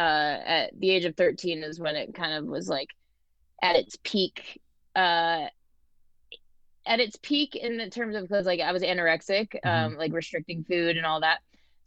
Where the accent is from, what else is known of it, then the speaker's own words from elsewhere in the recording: Ellington, Connecticut, United States; now in Asheville, United States; I grew up in Ellington, Connecticut. Okay. Currently live in North Carolina, Asheville.